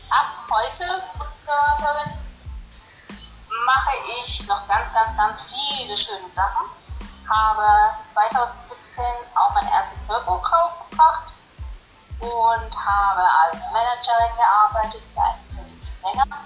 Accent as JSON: {"language": "German", "town": "Frauenberg", "country": "Germany", "said": "ich bin aus Frauenberg."}